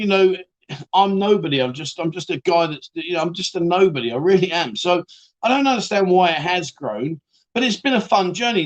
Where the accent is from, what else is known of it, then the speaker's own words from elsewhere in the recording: Barnsley, Yorkshire and the Humber, United Kingdom; now in Pattaya, Thailand; Barnsley, lad, I'm from Barnsley